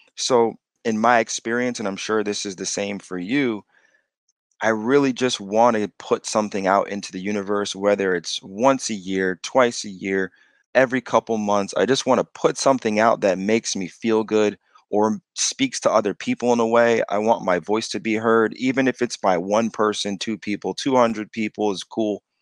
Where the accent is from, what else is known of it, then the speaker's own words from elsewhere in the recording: East Hartford, Connecticut, United States; I grew up in East Hartford all the way up until sixth grade, fifth or sixth grade.